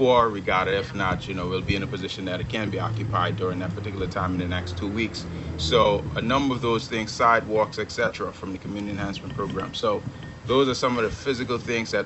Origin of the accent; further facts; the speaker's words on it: Kew, North Caicos, Turks & Caicos Islands; my hometown of Q, North Caicos.